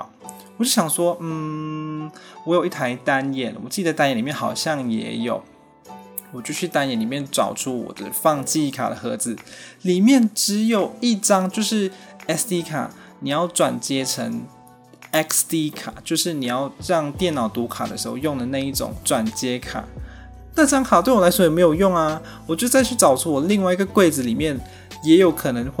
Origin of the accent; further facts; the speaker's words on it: Malaysia; now in Taiwan; 完了，我是外国人，我是马来西亚人，没有身份证字号后九码。